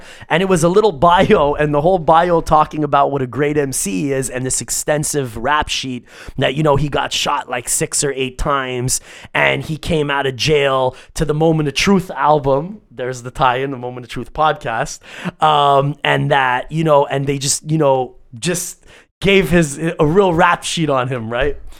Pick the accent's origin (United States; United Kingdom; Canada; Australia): Canada; Growing up in Canada